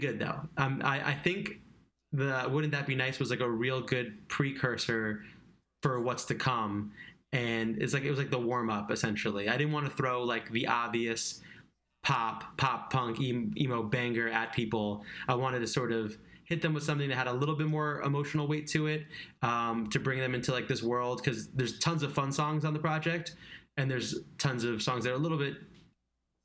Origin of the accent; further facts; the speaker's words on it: Long Island, New York, United States; I grew up in Long Island